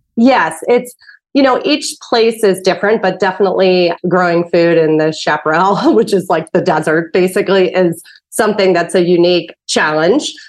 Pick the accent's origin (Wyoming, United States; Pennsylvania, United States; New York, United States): Pennsylvania, United States; Pittsburgh; you were from Pittsburgh, where I'm from